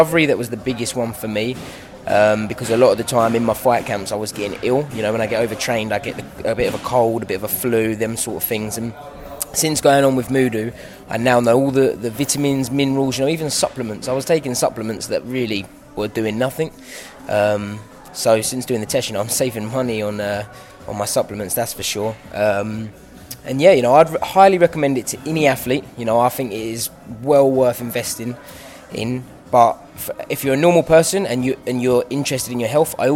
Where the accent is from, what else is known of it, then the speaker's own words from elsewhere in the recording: London, United Kingdom; I will never turn down fighting in my hometown.